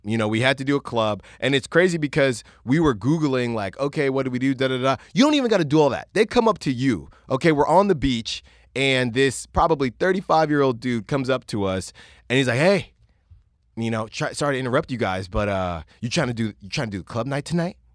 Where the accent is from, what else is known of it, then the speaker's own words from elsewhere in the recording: California, United States; also born or lived in Virginia; obviously, I grew up in California.